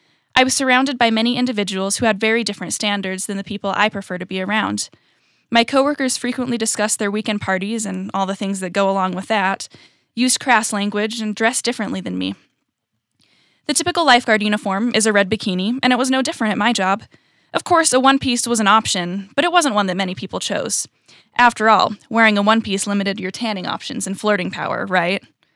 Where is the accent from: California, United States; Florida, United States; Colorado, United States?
California, United States; also born or lived in Utah / Virginia; I was born in Utah, but I was raised in California and in Virginia, and currently I'm a freshman at college.